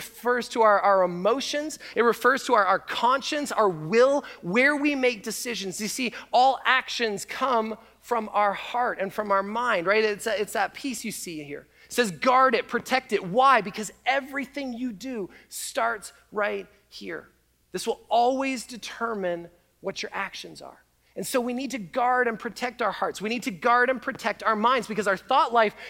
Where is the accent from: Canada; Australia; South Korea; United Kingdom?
Canada; now in United States; as a Canadian